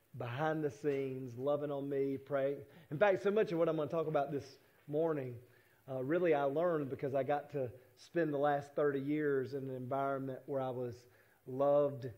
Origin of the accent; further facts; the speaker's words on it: United States; as American Christians